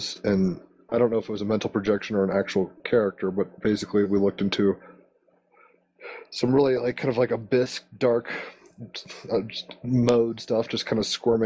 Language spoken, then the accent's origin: English; Virginia, United States; also born or lived in Honolulu, Hawaii; I'm from the East Coast of America, from Virginia and all around the Mid-Atlantic